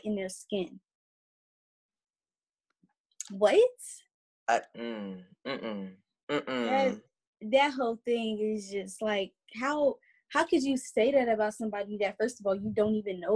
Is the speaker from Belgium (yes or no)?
no; Chicago, Illinois, United States; I'm from the South Side of Chicago